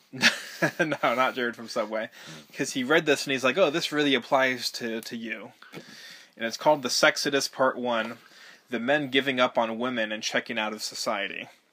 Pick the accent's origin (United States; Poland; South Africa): United States; Malibu, California; born or raised there; moved away as an adult; also born or lived in Highland Park, Los Angeles